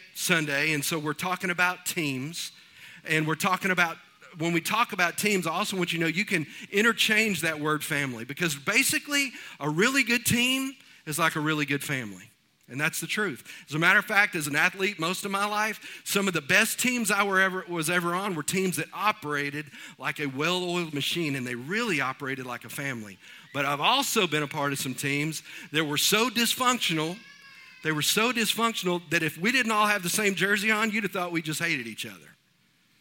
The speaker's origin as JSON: {"language": "English", "region": "East Texas", "country": "United States", "moved": "as an adult", "said": "We are from East Texas, and the area of East Texas that we're from, there's not a whole lot of rocks"}